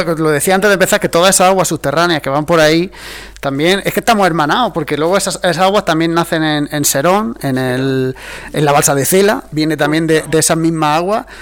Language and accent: Spanish; Almanzora Valley, Andalusia, Spain; allí a donde nosotros somos, del Valle de la Almanzora